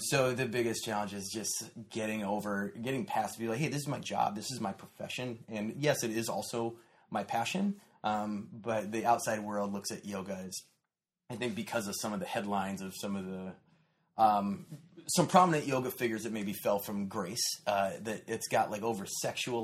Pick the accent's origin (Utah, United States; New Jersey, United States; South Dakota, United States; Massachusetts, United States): South Dakota, United States; now in Orange County, United States; I'm from South Dakota, so neighboring states.